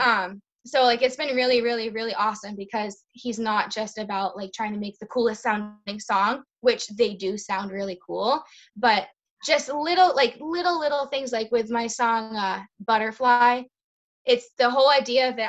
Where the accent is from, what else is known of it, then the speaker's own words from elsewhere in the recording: Lowell, Massachusetts, United States; moved away as an adult; also born or lived in Ayer, Massachusetts; now in Worcester, United States; I grew up in Lowell, and then getting married brought me to the Ayer area